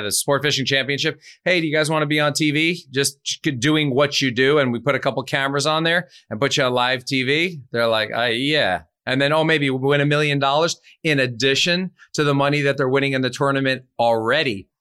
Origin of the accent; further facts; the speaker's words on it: New York, United States; I'm from New York